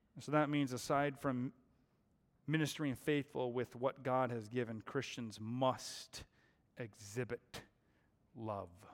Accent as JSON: {"language": "English", "town": "Seattle", "region": "Washington", "country": "United States", "tie": "born or raised there", "moved": "yes", "lives_now": "Arizona, United States", "said": "I was born and raised in the Seattle area."}